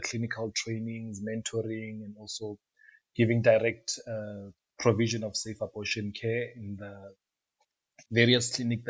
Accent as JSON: {"language": "English", "region": "Limpopo", "country": "South Africa", "moved": "yes", "lives_now": "Rustenburg, South Africa", "said": "I'm originally from Limpopo. So it's in the northern province of South Africa."}